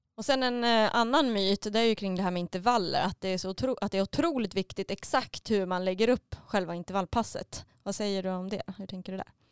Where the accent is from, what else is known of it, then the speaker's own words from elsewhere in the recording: Mora, Dalarna County, Sweden; Eftersom att jag kommer från Mora så är man uppväxt med Vasaloppet